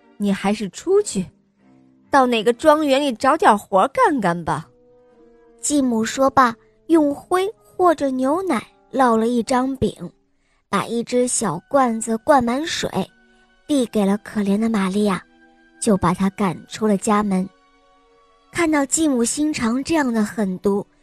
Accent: Xi'an, Shaanxi, China; 我五岁了，我来自西安

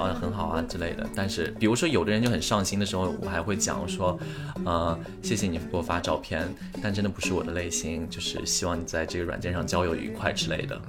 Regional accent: China; moved away; 去年的时候，就是我当时就是回国的时候，然后我不是在我老家嘛，反正就待了一段时间

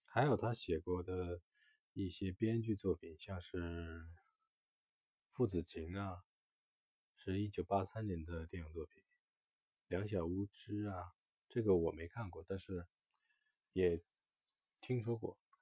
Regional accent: northern China, China; 我是北方人，我其实很少在成长过程中很少吃辣

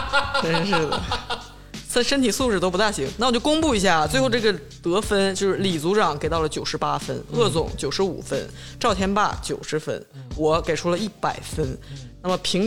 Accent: China; 我们中国人看的这这个婚姻问题啊，或者是恋情问题，这太就是刺肉，你知道吧？

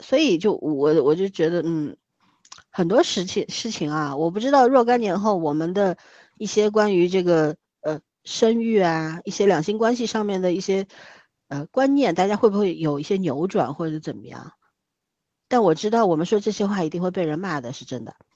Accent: China; 我们中国人啊，嗯。总是习惯性地去，一定要去定义这个爱情必须是什么样子

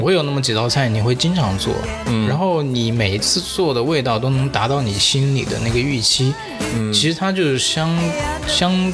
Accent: Jiangxi, China; 我是南方人江西人嘛

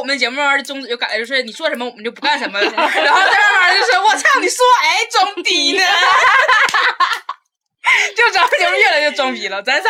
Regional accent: Taiwan; 你说我这个来自台湾的人，然后只能说成这样了

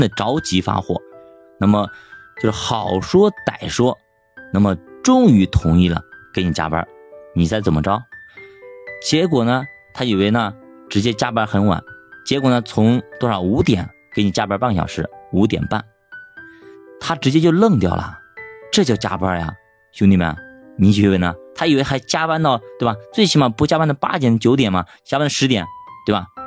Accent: China; 这让我们中国人理解不了啊

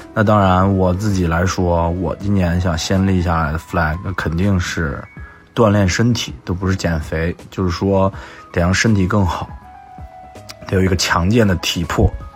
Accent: Xi'an, Shaanxi, China; 我西安人。

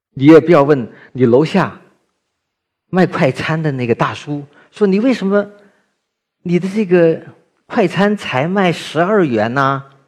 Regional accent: Guangzhou, Guangdong, China; 我们这一代的广州人

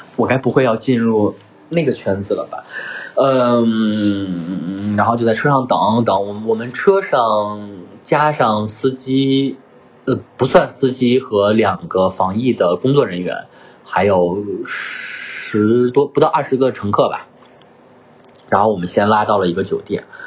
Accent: northern China, China; moved away; 我这种北方汉子，我是北方人啊，这种北方汉子

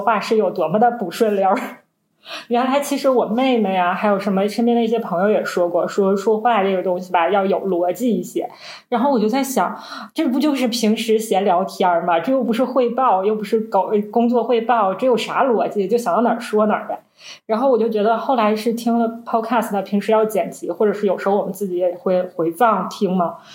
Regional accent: Northeast China, China; 我们是三个来自东北的Ladies

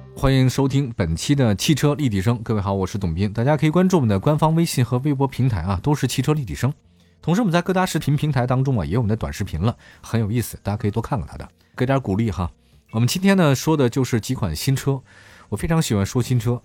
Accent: Beijing, China; 因为我是北京人

